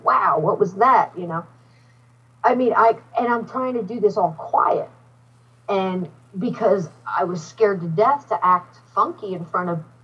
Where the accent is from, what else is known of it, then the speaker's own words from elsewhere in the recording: New Jersey, United States; moved away as an adult; also born or lived in Alabama; I was pretty much born and raised in New Jersey